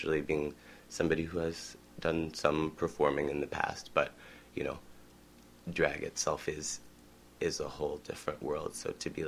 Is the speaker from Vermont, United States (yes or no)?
yes; Vermont, United States; I am from Vermont, born and raised